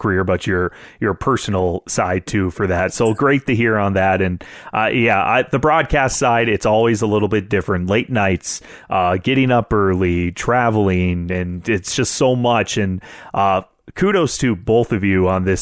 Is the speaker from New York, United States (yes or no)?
no; North Dakota, United States; Growing up in North Dakota